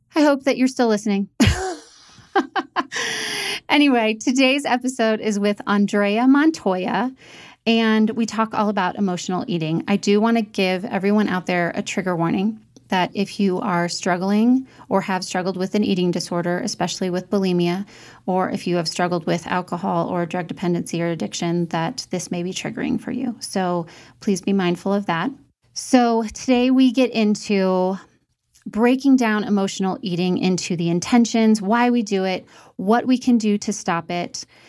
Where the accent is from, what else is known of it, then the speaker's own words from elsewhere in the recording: St. Louis, Missouri, United States; also born or lived in Indianapolis, Indiana; We moved to St. Louis, Missouri, where I was raised